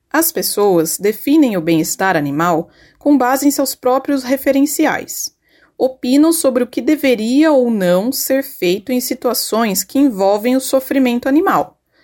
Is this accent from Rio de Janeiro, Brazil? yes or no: no; Campinas, São Paulo, Brazil; sou de Campinas